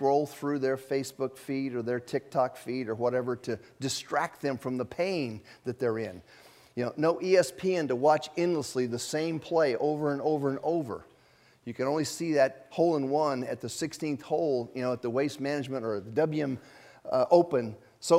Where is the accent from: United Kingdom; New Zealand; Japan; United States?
Japan; moved away; I was born in Japan